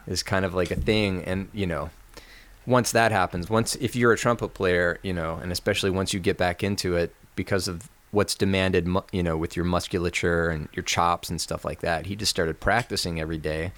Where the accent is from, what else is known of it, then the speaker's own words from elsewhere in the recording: Lexington, Kentucky, United States; I grew up in Lexington, Kentucky, which is right in the middle of Kentucky